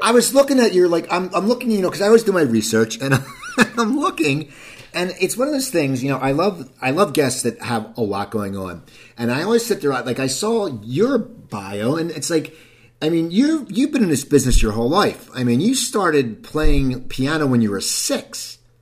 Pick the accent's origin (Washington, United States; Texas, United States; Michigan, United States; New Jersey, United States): New Jersey, United States; I grew up in New Jersey